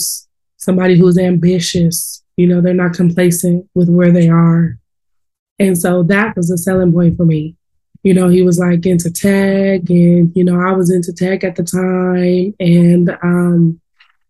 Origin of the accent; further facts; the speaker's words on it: Oakland, California, United States; I grew up right there in Oakland, right across the bridge from the Giants Stadium.